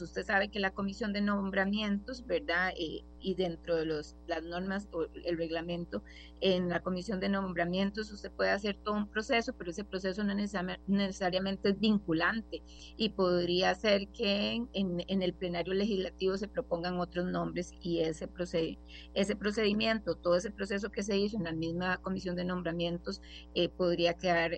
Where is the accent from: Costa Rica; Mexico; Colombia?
Costa Rica; como, como costarricenses